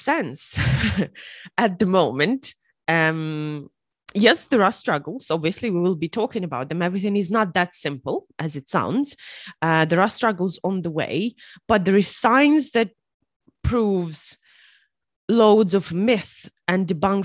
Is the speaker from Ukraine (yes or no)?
yes; Ukraine; moved away as an adult; now in Ireland; I'm also originally from Ukraine, but I've been living in Ireland for the past 8 years